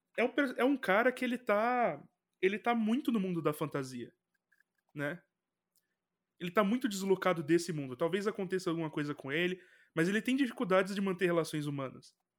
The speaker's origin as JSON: {"language": "Portuguese", "country": "Brazil", "said": "Como brasileiro"}